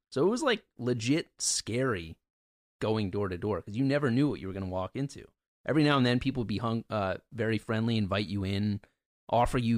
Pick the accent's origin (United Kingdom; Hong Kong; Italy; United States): United States; Ridgefield; I needed to get out of the town I grew up This in Ridgefield.